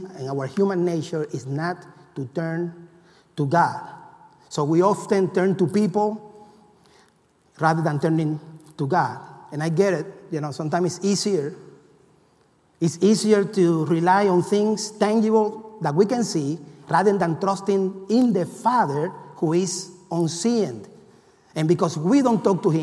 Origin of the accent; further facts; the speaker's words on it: Cuba; moved away; I come from Cuba